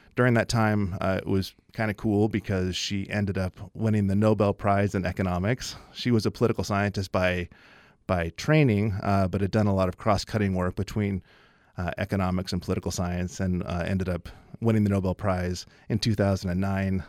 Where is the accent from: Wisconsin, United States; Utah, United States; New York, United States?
Utah, United States; Logan; I grew up here in Logan